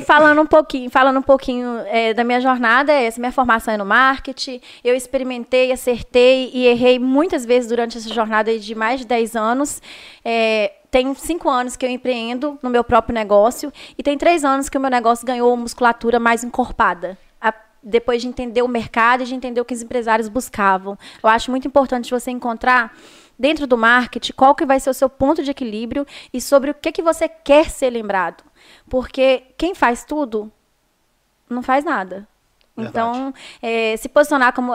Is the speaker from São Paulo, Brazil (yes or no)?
no; Viçosa, Minas Gerais, Brazil; also born or lived in Teixeiras; now in Belo Horizonte, Brazil; sou de Viçosa